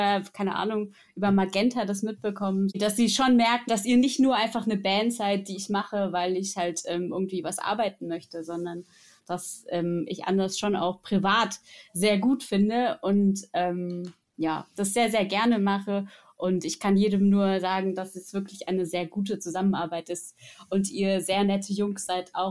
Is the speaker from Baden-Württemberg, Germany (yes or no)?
yes; Egenhausen, Baden-Württemberg, Germany; Gehört live habe ich euch in der Nähe von meinem Heimatort im Nordschwarzwald in Egenhausen.